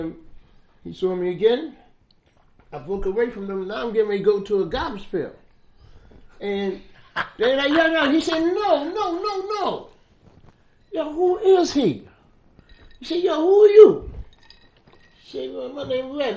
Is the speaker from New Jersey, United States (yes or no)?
no; New York City, New York, United States; I'm coming from Harlem. I'm coming from the Bronx.